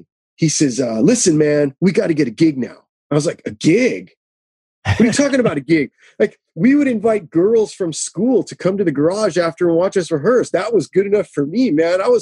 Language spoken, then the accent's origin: English; Los Angeles, California, United States; I was born and raised out here